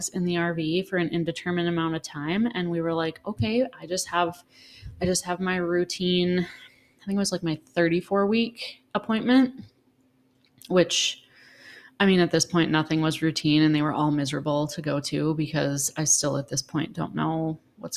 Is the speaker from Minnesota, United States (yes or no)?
yes; Minnesota, United States; we come from Minnesota, the land of 10,000 coughs over the winter.